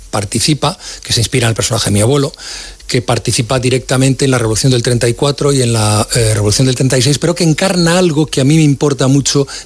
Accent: Madrid, Community of Madrid, Spain; also born or lived in Asturias; Yo nací en Madrid, pero eh, mi familia es asturiana, de Mieres, la parte de mi madre, en cuya infancia se basa la, novela, el, arranque de Melina, y mi padre es de la zona de Riva de Deva, que es donde nosotros tenemos casa y asiento

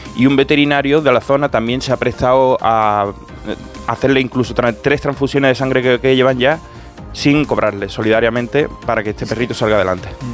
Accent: Cádiz, Andalusia, Spain; Cádiz. Qué pena me da cada vez que oigo que mi tierra es noticia

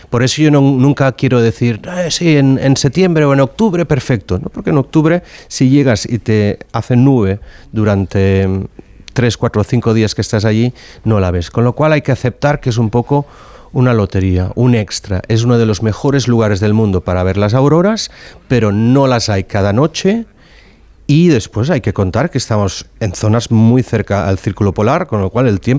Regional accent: Barcelona, Catalonia, Spain; also born or lived in Reykjavik, Iceland; yo me crié en Barcelona, en, en, Gracia, así que un barrio con mucha densidad de población, con lo cual estaba acostumbrado.

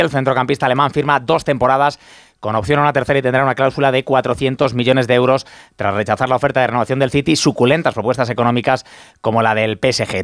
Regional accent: Elda, Valencian Community, Spain; los que somos de aquí de Elda

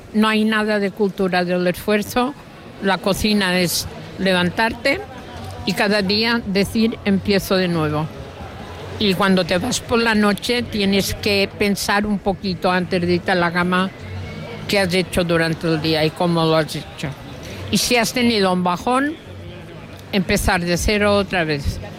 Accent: Mallorca, Balearic Islands, Spain; los mallorquines tenemos

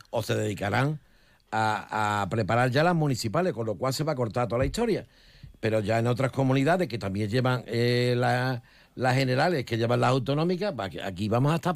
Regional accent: Salobreña, Andalusia, Spain; la otra soy … de Salobreña.

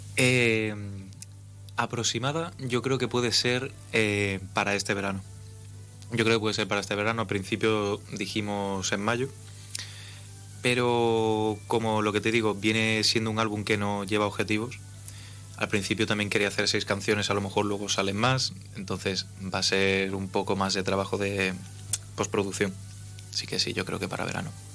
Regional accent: A Coruña, Galicia, Spain; now in Ceuta, Spain; soy coruñés

